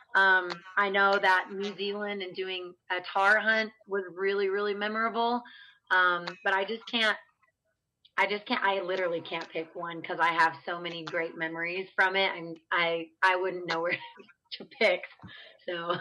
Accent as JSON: {"language": "English", "region": "Oregon", "country": "United States", "moved": "yes", "lives_now": "Amarillo, United States", "said": "I am unfortunately residing in Amarillo, Texas. I'm from Oregon."}